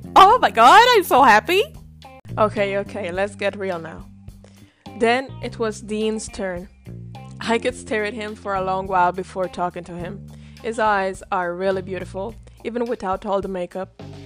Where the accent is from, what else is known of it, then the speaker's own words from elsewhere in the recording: Italy; I come from Italy.